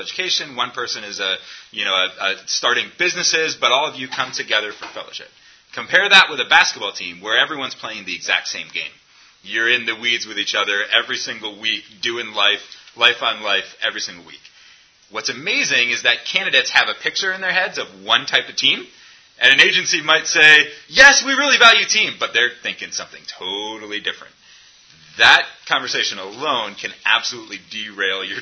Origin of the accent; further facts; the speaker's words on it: United States; as an American